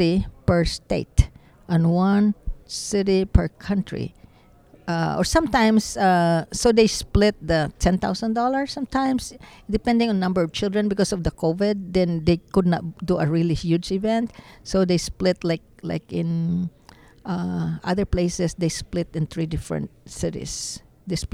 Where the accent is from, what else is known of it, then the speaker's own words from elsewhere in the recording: Philippines; now in Dallas, United States; I'm not even American, I'm Filipino